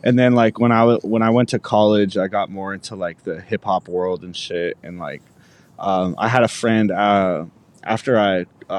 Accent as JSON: {"language": "English", "town": "Medicine Hat", "region": "Alberta", "country": "Canada", "tie": "born or raised there", "also_born_or_lived": "Edmonton", "said": "I grew up in Alberta. I was born in Edmonton, and then like when I was two, we moved to a city called Medicine Hat, which is like 2 or 3 hours from Calgary, in Alberta."}